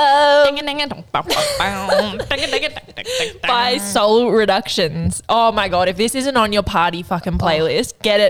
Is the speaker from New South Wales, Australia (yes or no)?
yes; New South Wales, Australia; I think that just comes with growing up in the Northern Rivers. You're like, you have to be indie and like, you know, cool.